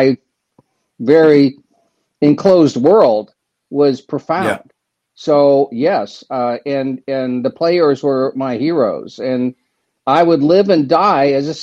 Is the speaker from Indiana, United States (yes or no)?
yes; Bloomington, Indiana, United States; moved away as an adult; also born or lived in Southern California; I grew up in Bloomington, went to Indiana, then I went to grad school in Southern California.